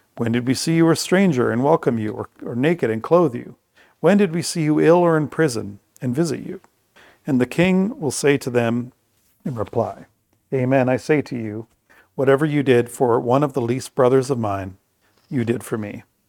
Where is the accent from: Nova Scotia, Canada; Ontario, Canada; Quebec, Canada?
Ontario, Canada; Bruce County; we've been here now for a hundred and fifty years. So I would say our culture is thoroughly Bruce County